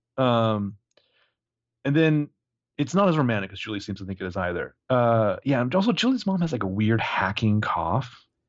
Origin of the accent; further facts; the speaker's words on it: United States; I'm an American guy.